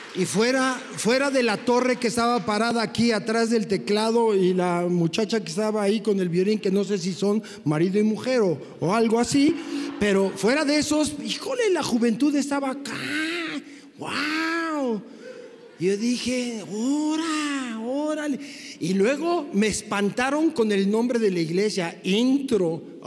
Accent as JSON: {"language": "Spanish", "country": "Mexico", "said": "como mexicanos occidentales"}